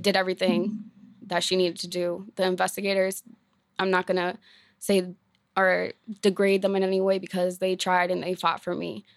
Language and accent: English; Maine, United States; I was born in Maine, raised in foster care, um, from the time I was fourteen and on